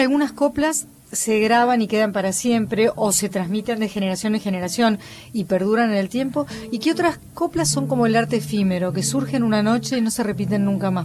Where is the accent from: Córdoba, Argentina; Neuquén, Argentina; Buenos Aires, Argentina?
Buenos Aires, Argentina; nosotros, dos porteños